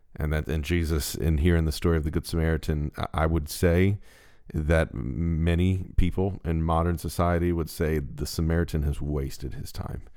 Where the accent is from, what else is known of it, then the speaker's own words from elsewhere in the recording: Baltimore, Maryland, United States; We're from Baltimore